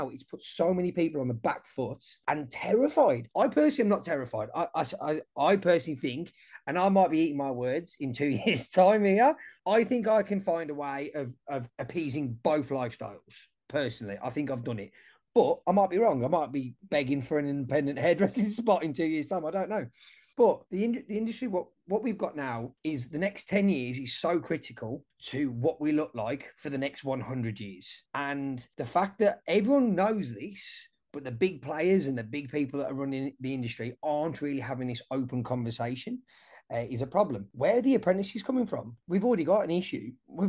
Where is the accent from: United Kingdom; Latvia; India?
United Kingdom; England; moved away; I'm English, so I keep up to date with what's happening back over in the UK.